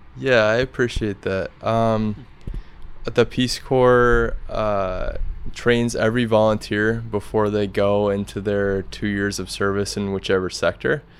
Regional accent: Grinnell, Iowa, United States; moved away as an adult; also born or lived in Kosovo; now in Saranda, Albania; I'm from Grinnell, Iowa.

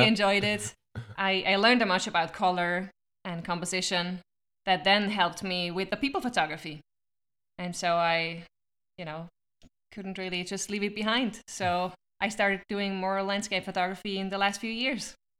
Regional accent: Switzerland; now in Arizona, United States; I'm from Switzerland

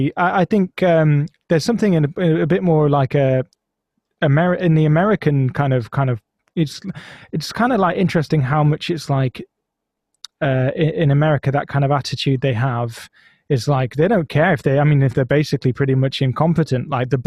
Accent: Blackburn, North West England, United Kingdom; Oh, I'm from Blackburn. Oh, it's shit, isn't it? Yeah, it's a bit shit.

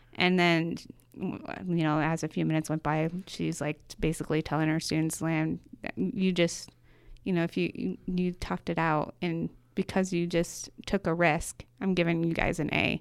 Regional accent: Michigan, United States; moved away as an adult; now in Boise, United States; was born and raised in Michigan

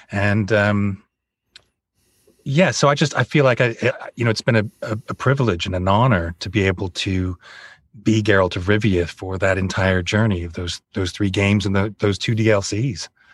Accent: United States; moved away as an adult; now in Bournemouth, United Kingdom; I'm American

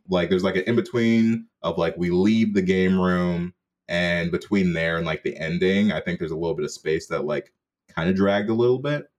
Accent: Jamaica; as a Jamaican

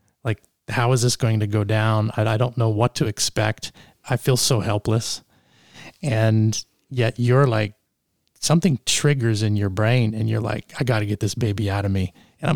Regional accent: Canada; moved away; also born or lived in East Texas; I grew up in Canada

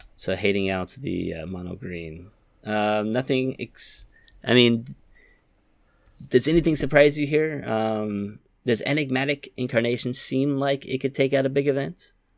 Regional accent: Yokohama, Kanagawa, Japan; Yokohama, my hometown

